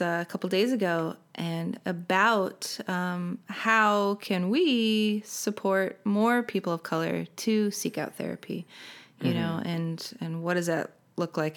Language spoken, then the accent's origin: English; Salt Lake City, Utah, United States; moved away as an adult; I was born and raised in Salt Lake